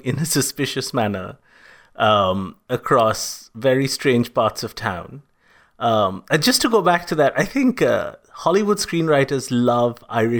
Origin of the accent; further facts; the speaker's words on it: India; as an Indian person